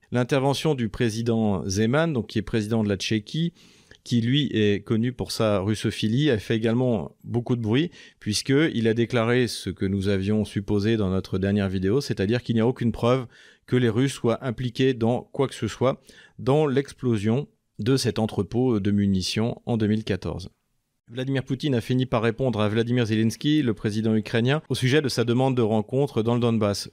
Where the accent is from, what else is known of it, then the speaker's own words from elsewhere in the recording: France; en tant que Français